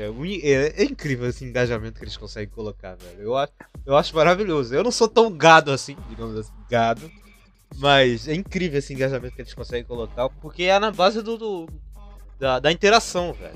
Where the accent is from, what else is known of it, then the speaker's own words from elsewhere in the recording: Brazil; como brasileiro